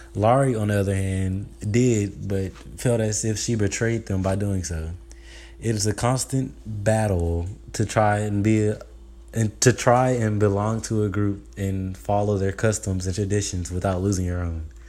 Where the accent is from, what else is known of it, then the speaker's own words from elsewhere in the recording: United States; being American is all I know. It is my life, my culture